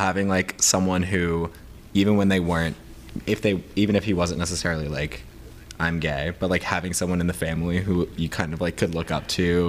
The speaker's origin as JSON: {"language": "English", "region": "New York", "country": "United States", "said": "we're both from New York too."}